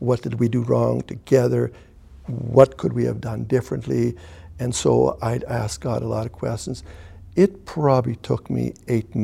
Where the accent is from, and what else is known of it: Canada; born or raised there; first language German; English is a second language; now in Sicamous, Canada